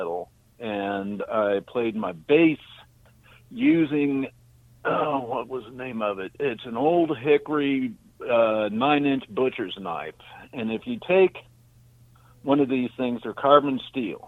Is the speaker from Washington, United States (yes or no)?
no; Orange County, California, United States; growing up in Orange County, being in Orange County in L.A.